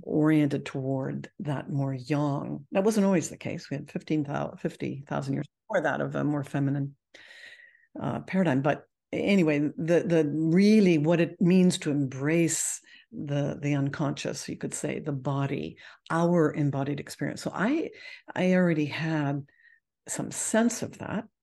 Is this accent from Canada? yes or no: yes; Canada; I'm Canadian